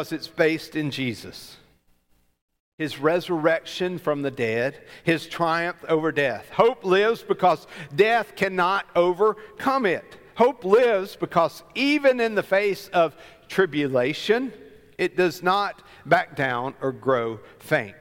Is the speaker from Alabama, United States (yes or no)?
yes; Alabama, United States; I grew up in Alabama